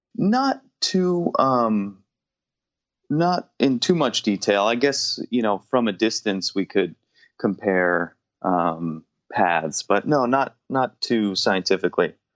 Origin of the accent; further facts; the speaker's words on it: New Jersey, United States; growing up in New Jersey